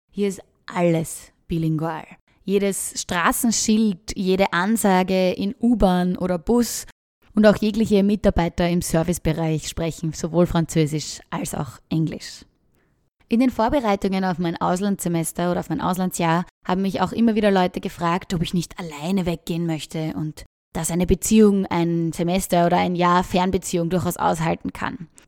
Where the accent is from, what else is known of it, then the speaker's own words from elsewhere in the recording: Austria; now in Ottawa, Canada; ich bin 27 Jahre alt, ich komme aus Österreich und ich lebe seit dem Sommer in Ottawa, Kanada.